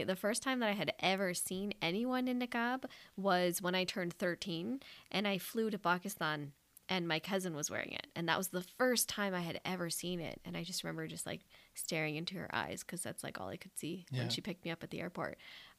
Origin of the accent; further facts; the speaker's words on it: Canada; Like, they just know that I'm not from there. They know I'm Canadian.